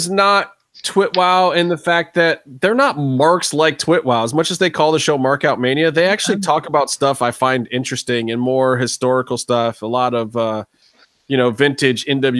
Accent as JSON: {"language": "English", "region": "Ohio", "country": "United States", "said": "I'm from Ohio"}